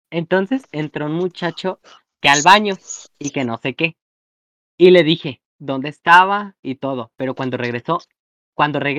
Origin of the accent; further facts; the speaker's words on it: Mexico; chica como toda mexicana, tragona, perra.